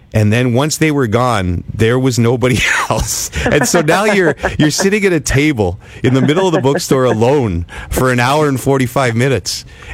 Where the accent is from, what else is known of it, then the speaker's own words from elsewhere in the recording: Ottawa, Ontario, Canada; cities like Ottawa, my hometown